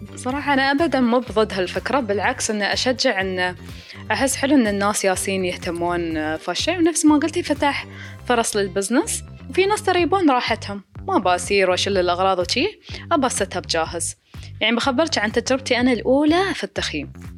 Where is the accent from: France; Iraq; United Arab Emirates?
United Arab Emirates; عندنا في راس الخيمة